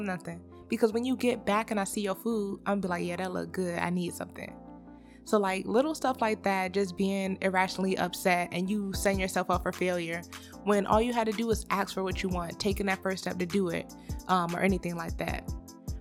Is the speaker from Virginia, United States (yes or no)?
yes; Virginia, United States; moved away as an adult; now in Georgia, United States; me and my husband live in Georgia, but we're from Virginia. So we always go home